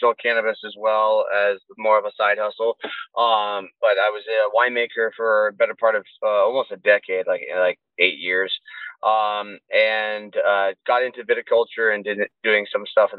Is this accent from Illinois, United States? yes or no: no; Southern Oregon, United States; moved away as an adult; also born or lived in San Diego, California; I'm originally from Southern Oregon. I relocated down to San Diego for about, those 8 years, 7 years